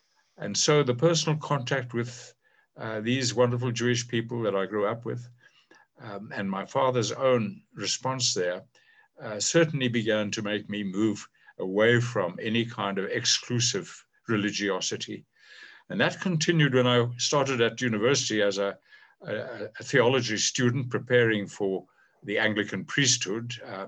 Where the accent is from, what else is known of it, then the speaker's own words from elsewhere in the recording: South Africa; Growing up under apartheid